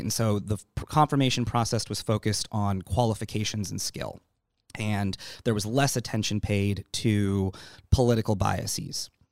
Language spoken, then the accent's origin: English; Anchorage, Alaska, United States; moved away as an adult; now in San Diego, United States; Raised in Alaska. My family moved me up here when I was nine, ten months old, and I was raised in Anchorage